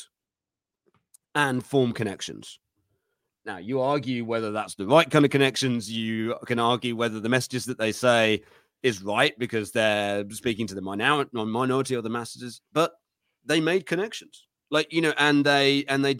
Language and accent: English; United Kingdom; I'm British